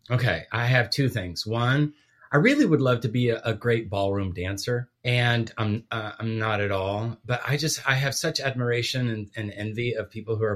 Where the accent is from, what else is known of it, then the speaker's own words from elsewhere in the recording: Guatemala; Yes, so I was born and raised overseas